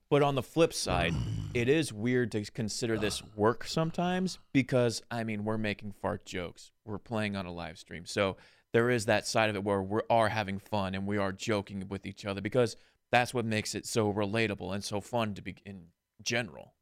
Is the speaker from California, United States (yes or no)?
yes; California, United States; we're from California